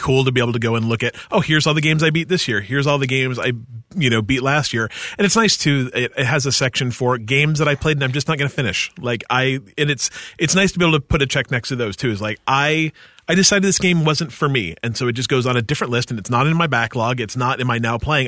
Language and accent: English; Utah, United States; I grew up in Utah, too